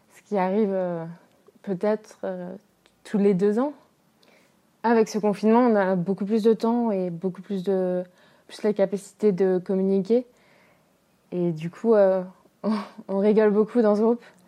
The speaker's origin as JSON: {"language": "French", "country": "France", "tie": "born or raised there", "said": "Moi, j'ai grandi en France avec ma mère blanche française"}